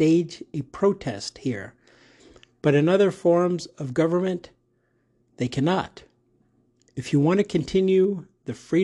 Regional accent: United States; I am in America, I'm in Arizona, and I'm unapologetically American, American pride

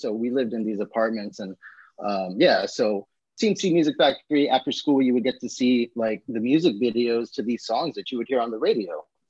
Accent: Santa Clara, California, United States; I grew up in Santa Clara, fucking suburb of the suburbs.

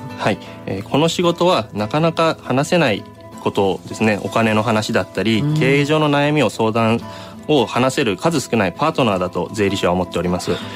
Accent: Fukuoka, Japan; 高校時代の友達と地元の福岡でもつ鍋屋さんをやっていました

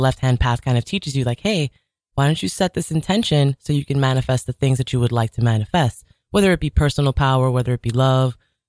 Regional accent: Jamaica; Growing up in Jamaica, it was very rough and tumble, you know, the avenue, there was a lot of violence and crime.

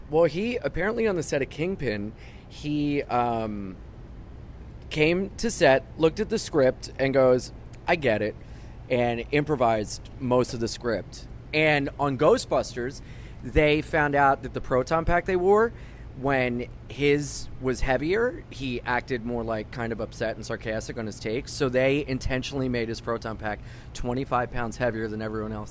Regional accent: Wilmington, Delaware, United States; moved away as an adult; now in New York, United States; I was from Wilmington, Delaware, where people thought airplanes were going to get flown into our tallest building

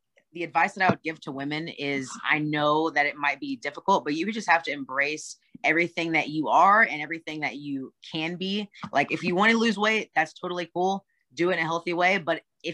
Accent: Austin, Texas, United States; now in Atlanta, United States; I'm from Austin, Texas, but I live with my husband in Atlanta right now

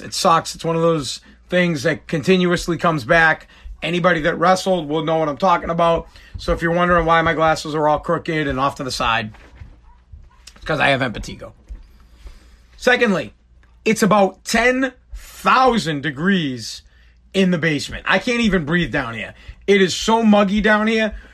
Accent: Boston, Massachusetts, United States; I'm from Boston

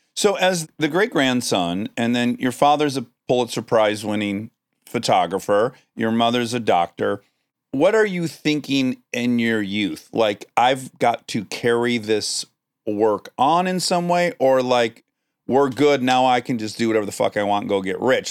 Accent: Detroit, Michigan, United States; moved away; as a kid in Detroit.

